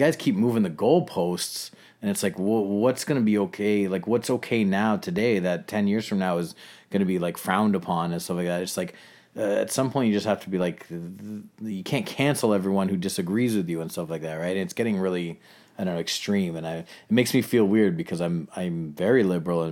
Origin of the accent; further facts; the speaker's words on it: Toronto, Ontario, Canada; I grew up in Scarborough where it's like suburban